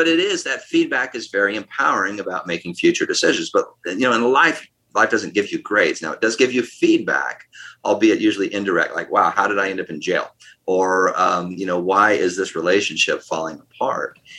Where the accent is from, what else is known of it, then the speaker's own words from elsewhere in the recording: United States; I'm an American